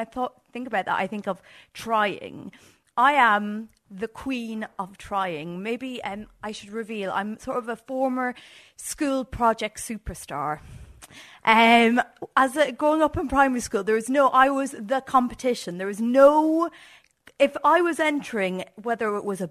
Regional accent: Ireland; as like an Irish country girl

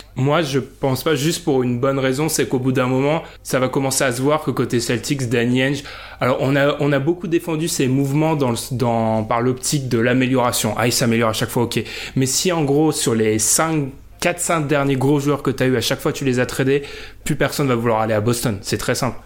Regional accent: France; on est français

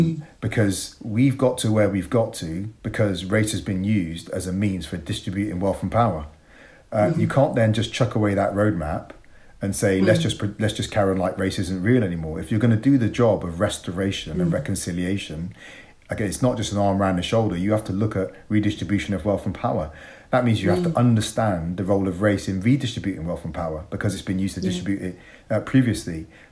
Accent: Bristol, South West England, United Kingdom; It was tough. I didn't enjoy my childhood.

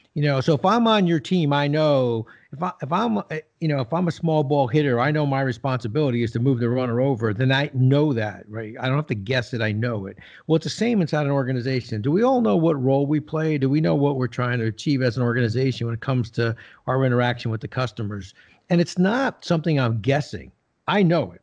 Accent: New Jersey, United States; I grew up in Jersey

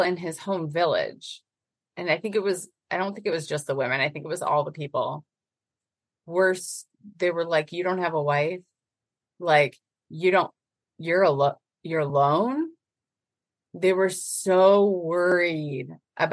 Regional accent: Northern Illinois, United States; moved away; I was raised in Northern Illinois

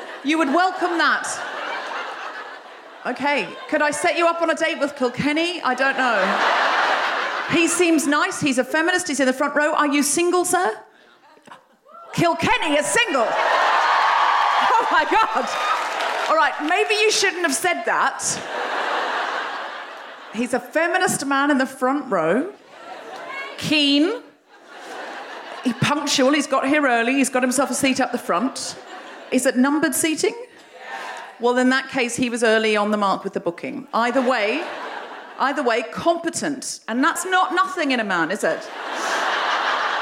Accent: Australia; I'm Australian

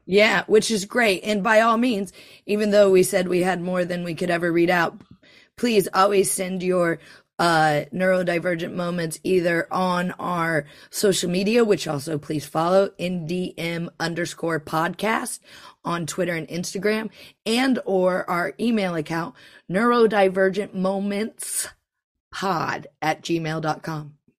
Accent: United States; now in United Kingdom; I'm American

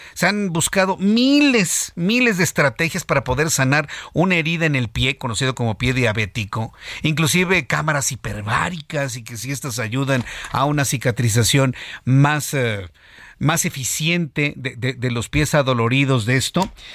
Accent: Mexico; los mexicanos somos así

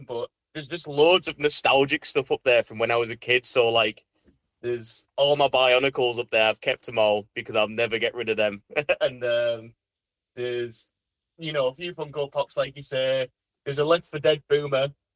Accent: Saltburn-by-the-Sea, North East England, United Kingdom; also born or lived in Middlesbrough / Carlin How / Leeds; I was born in Middlesbrough, but then for about 2 years of my childhood, I lived somewhere called Carlinau, which is like another kind of small seaside town near Saltburn. But then after them 2 years, me and our mum then moved to Saltburn. And then pretty much after that 2 years, then we've lived here all our lives.

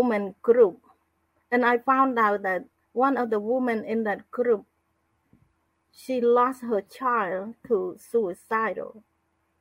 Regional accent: Cambodia; moved away as an adult; also born or lived in Phnom Penh; I'm from Cambodia.

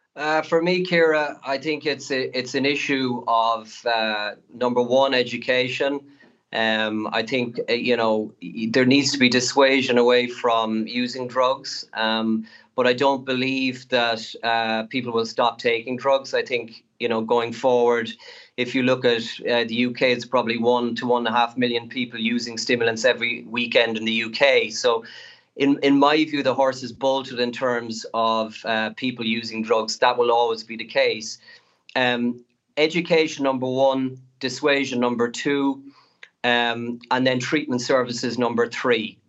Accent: Ireland; as Irish people

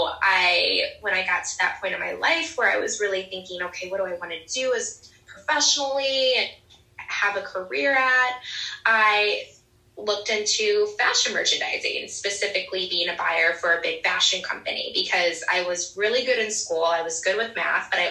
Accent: Indiana, United States; moved away as an adult; also born or lived in Ohio / Jersey Shore, New Jersey; now in New Jersey, United States; I'm a Midwestern girl. I grew up in Indiana.

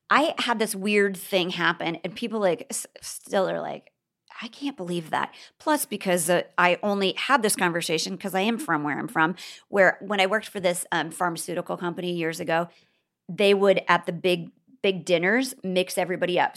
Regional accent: Bellevue, Nebraska, United States; moved away; I grew up in Bellevue.

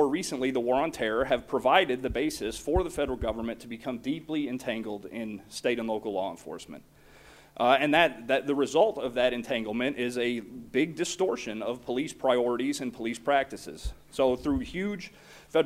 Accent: Oklahoma, United States; my home state of Oklahoma

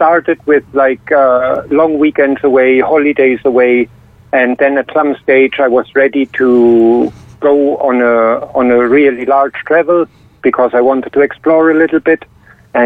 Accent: Berlin, Germany; now in Ireland; I am originally from Berlin

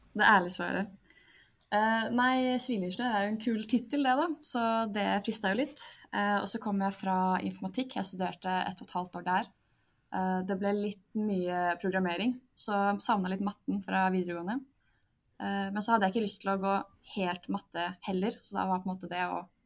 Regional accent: Drammen, Buskerud, Norway; moved away as an adult; now in Bergen, Norway; jeg er fra Drammen, er 23 år og studerer sivilingeniør i energi ved Universitetet i Bergen

